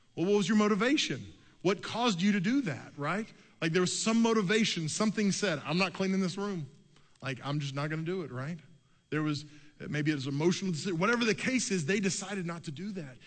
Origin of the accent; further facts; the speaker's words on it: Oklahoma City, Oklahoma, United States; I grew up in Oklahoma City.